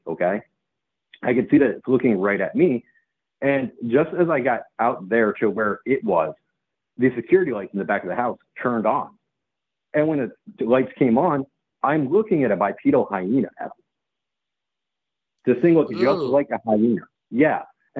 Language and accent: English; New England, United States; growing up in New England, you know, you don't run from predators.